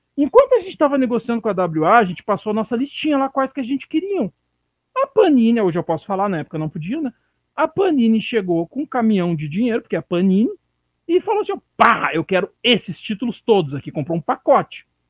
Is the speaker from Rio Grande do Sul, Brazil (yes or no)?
yes; Rio Grande do Sul, Brazil; moved away; de onde eu vim, né, que é do Rio Grande do Sul.